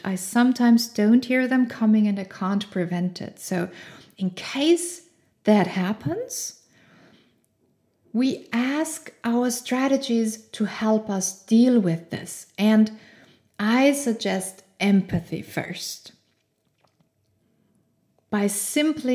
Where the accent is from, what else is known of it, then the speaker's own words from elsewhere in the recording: Austria; English is a second language; I grew up in Austria